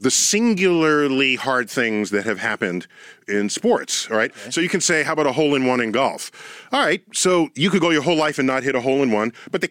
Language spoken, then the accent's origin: English; New York City, New York, United States; born and raised in the Bronx.